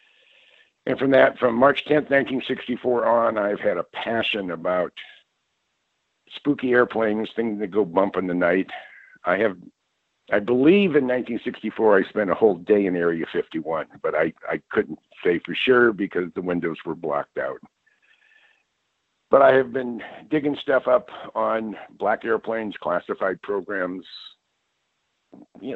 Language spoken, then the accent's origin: English; Mountain View, California, United States; I was born and raised in the Bay Area, actually in Silicon Valley, in the Mountain View, Los Altos area.